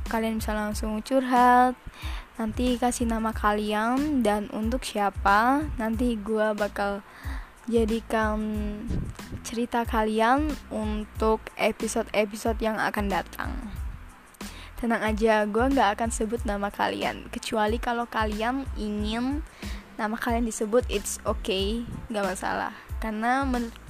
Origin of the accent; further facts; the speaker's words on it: Surabaya, East Java, Indonesia; asal gue dari Surabaya. Hmm, maaf kalau ada yang kata-kata mendok gitu ya.